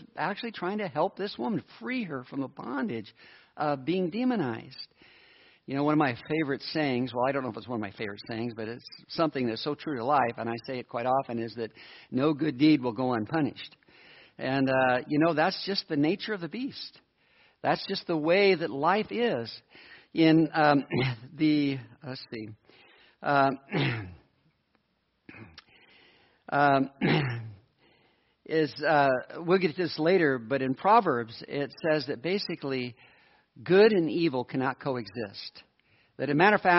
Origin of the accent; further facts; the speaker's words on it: United States; I'm an American.